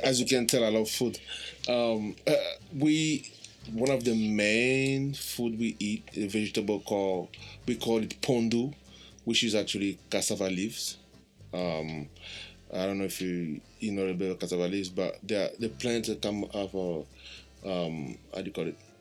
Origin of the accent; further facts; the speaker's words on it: DR Congo; moved away; I'm uh, Romeo's brother from the Republic Democratic of the Congo